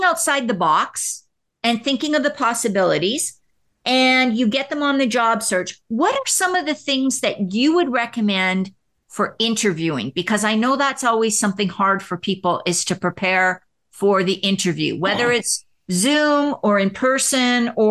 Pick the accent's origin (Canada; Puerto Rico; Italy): Canada; now in United States; I'm from Canada, so when I came down here to the United States